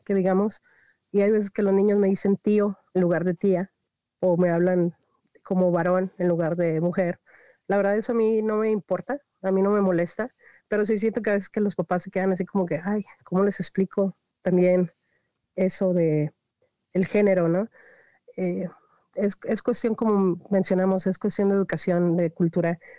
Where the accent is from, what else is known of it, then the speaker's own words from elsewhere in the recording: Reynosa, Tamaulipas, Mexico; moved away as an adult; also born or lived in Río Bravo; Yo soy originaria de Reynosa, Tamaulipas